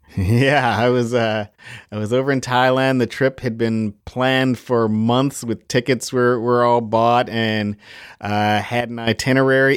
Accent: Chicago, Illinois, United States; I'm from Chicago, Illinois.

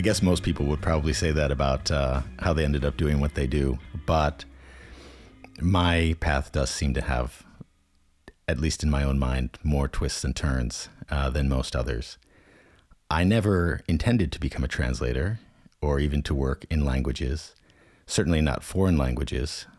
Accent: United States; accent: American; first language English; moved away as an adult; the one skill I had that no one from the European Union had was an American accent in my native language.

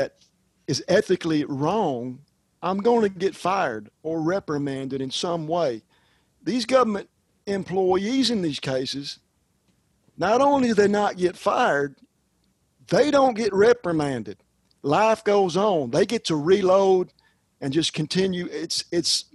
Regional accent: United States; as an American

